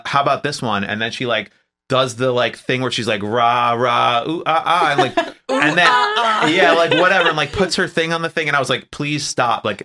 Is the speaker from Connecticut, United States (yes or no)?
no; New Jersey, United States; now in Los Angeles, United States; I'm from New Jersey